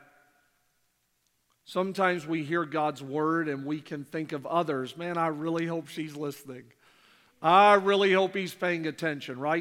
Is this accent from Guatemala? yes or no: no; Canada; moved away; I'm born and raised in Canada.